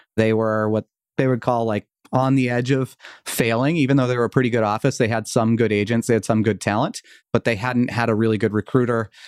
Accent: outside of Boston, Massachusetts, United States; also born or lived in Vermont; I moved back to Massachusetts, where I grew up outside of Boston.

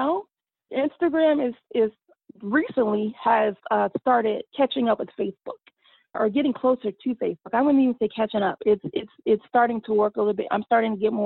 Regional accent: Austin, Texas, United States; also born or lived in Dallas, Texas; being here in all my hometown of, you know, the Austin Metroplex

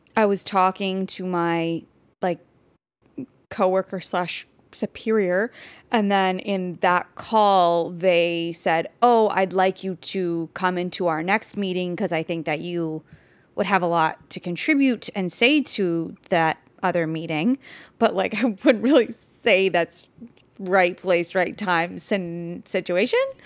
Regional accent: Canada

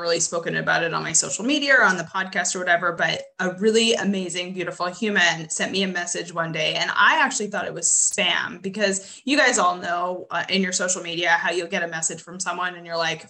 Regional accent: Canada; moved away; I'm originally from Canada

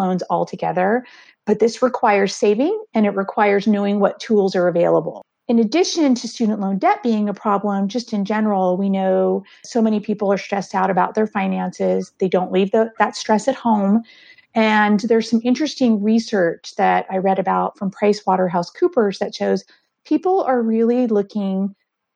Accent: Southern California, United States; moved away as an adult; also born or lived in San Francisco Bay Area, California; now in Richmond, United States; I grew up in Southern California and then moved to San Francisco to attend graduate school

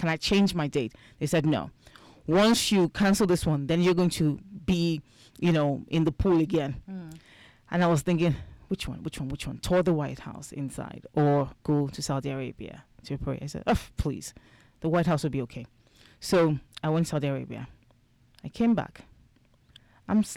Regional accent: Nigeria; now in United States; I'm from Nigeria

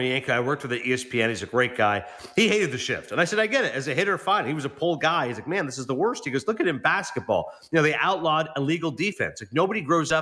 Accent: Toronto, Ontario, Canada; my hometown

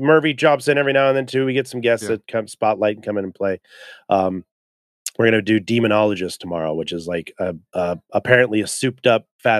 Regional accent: California, United States; And I love Ghetto Blaster Los Angeles because I grew up in California.

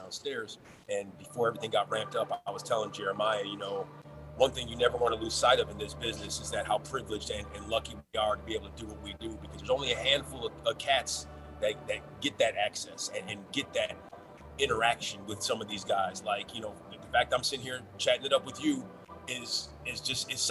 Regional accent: Aurora, Illinois, United States; also born or lived in Joliet, Illinois / Chicago; I am from Aurora, Illinois. You know, I was born in Joliet. I spent all my junior high school years out there.

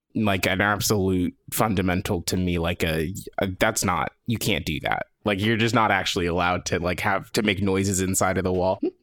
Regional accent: Los Angeles, California, United States; I did grow up here, born and raised in Los Angeles

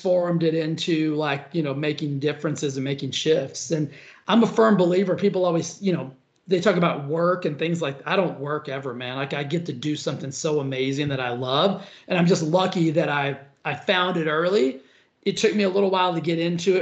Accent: Cisco, Texas, United States; moved away as an adult; also born or lived in Stephenville, Texas / Dallas, Texas / Los Angeles, California; now in Palm Springs, United States; I came from a tiny little town called Cisco

